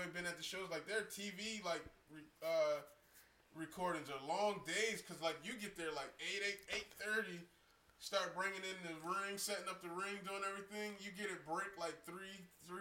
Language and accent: English; Camden, New Jersey, United States; I'm from Camden